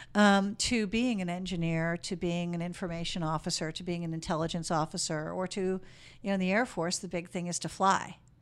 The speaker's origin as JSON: {"language": "English", "town": "Chicago", "region": "Illinois", "country": "United States", "also_born_or_lived": "Germany", "moved": "as an adult", "lives_now": "Sacramento, United States", "said": "I'm originally from Chicago"}